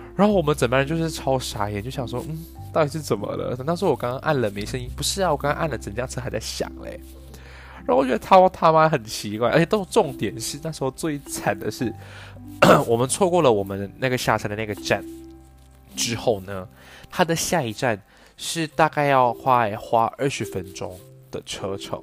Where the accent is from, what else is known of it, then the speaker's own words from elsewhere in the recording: Malaysia; moved away as an adult; also born or lived in Taipei, Taiwan / Australia; 我是来自马来西亚